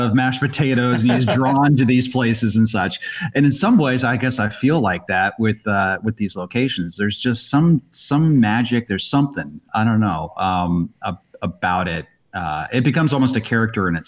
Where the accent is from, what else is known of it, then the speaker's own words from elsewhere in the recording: Columbus, Ohio, United States; moved away; I grew up in Columbus, Ohio.